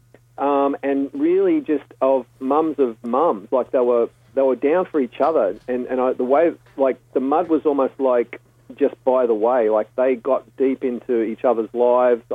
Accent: Stanwell Park, New South Wales, Australia; growing up in Stanwell Park with the community theatre

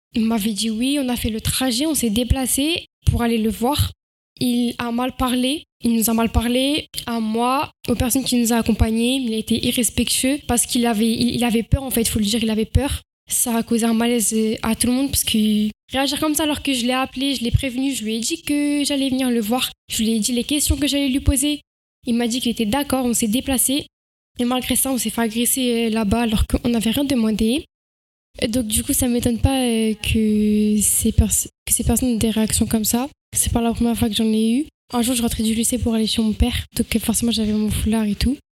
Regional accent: France; je suis française

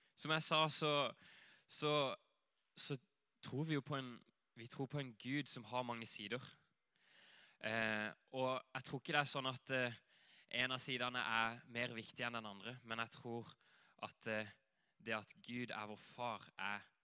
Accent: Greipstad, Agder, Norway; moved away as an adult; also born or lived in Hawaii / Asia / Flekkerøya; jeg kommer her herfra, fra Greipstad, og vokste opp her

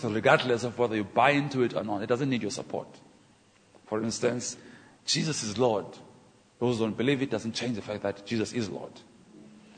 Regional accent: Port Elizabeth, Eastern Cape, South Africa; I'm African from Port Elizabeth

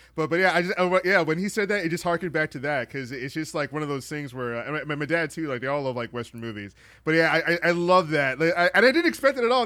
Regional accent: Trinidad & Tobago; I'm from Trinidad

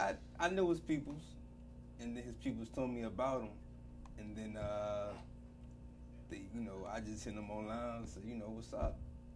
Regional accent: Washington, District of Columbia, United States; I'm from Southeast DC.

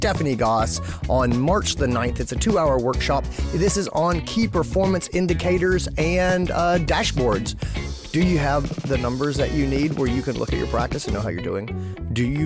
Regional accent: Greenville, South Carolina, United States; Greenville, South Carolina, my hometown

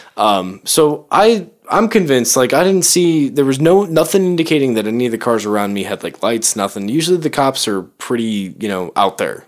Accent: Chicago, Illinois, United States; moved away; I'm from Chicago

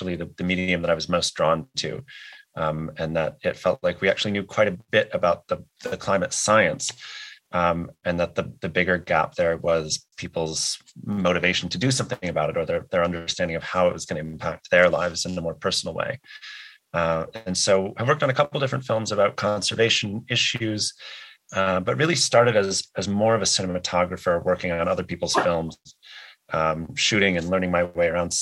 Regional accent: United States; I'm American, I'm white, I'm not Indigenous

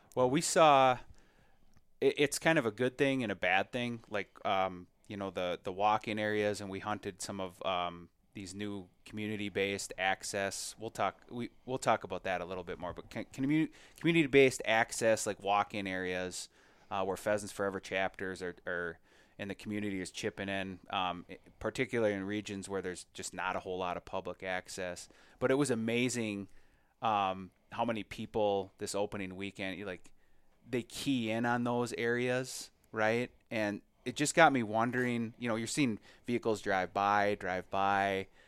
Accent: Minnesota, United States; as a Minnesotan

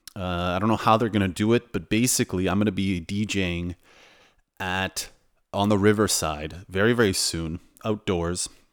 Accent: Canada; also born or lived in Toronto; now in Warsaw, Poland; I'm from Canada and a uh, Polish background

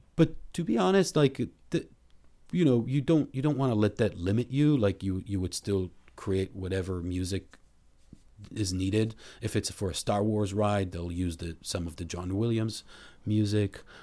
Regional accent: Israel; moved away as an adult; also born or lived in Boston, United States; now in Los Angeles, United States; I grew up in Israel

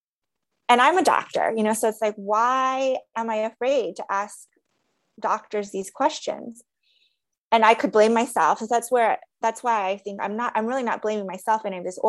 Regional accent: United States; I'm Korean American

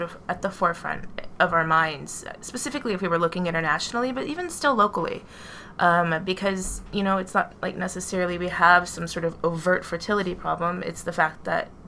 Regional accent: New York City, New York, United States; we come from New York City

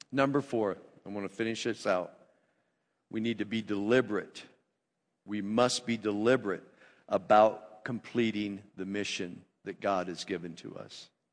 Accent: United States; I'm an American

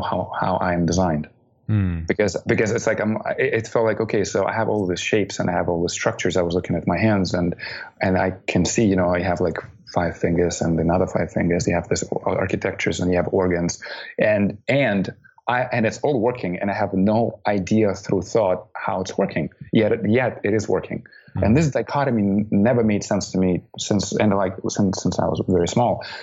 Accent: Baikonur, Kazakhstan; moved away; That's my hometown.

